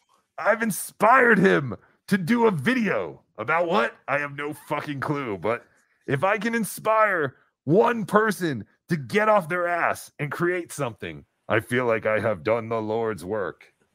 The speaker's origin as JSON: {"language": "English", "town": "Canoga Park", "region": "California", "country": "United States", "said": "So now you all know … from Canoga Park"}